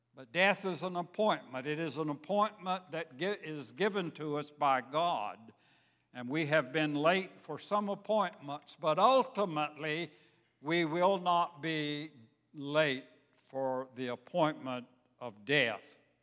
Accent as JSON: {"language": "English", "town": "Savannah", "region": "Georgia", "country": "United States", "tie": "born or raised there", "moved": "yes", "said": "I grew up in Savannah, Georgia."}